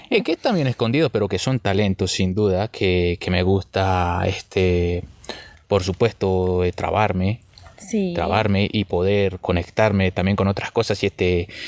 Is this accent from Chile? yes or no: no; Buenos Aires, Argentina; Una vez estuve, una vez estuve allá en Buenos Aires, de donde vengo.